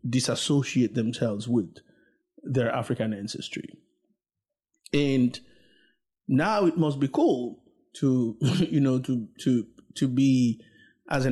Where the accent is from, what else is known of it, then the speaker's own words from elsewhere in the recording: Dominican Republic; now in United States; I'm Haitian, but I grew up in the Dominican Republic